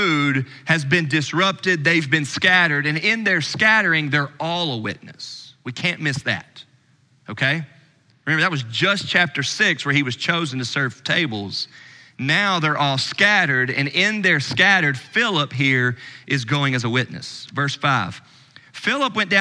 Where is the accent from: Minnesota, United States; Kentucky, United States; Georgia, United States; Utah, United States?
Kentucky, United States; Louisville; I'm from Louisville